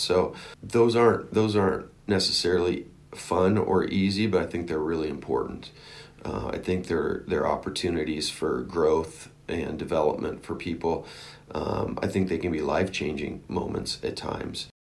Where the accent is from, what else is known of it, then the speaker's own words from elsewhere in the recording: Oregon, United States; moved away; I grew up in Oregon